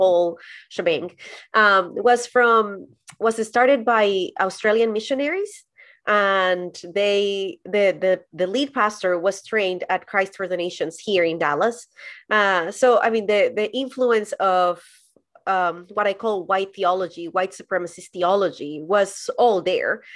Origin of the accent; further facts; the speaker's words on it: Colombia; moved away as an adult; also born or lived in San Diego, California, United States; now in United States; I was born and raised in Colombia, and then I moved to the U S to do an internship at a church